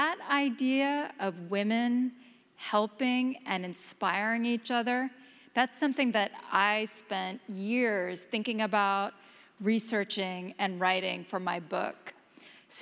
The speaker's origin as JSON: {"language": "English", "town": "Houston", "region": "Texas", "country": "United States", "tie": "born or raised there", "moved": "yes", "lives_now": "New York, United States", "said": "back in my hometown, the great city of Houston"}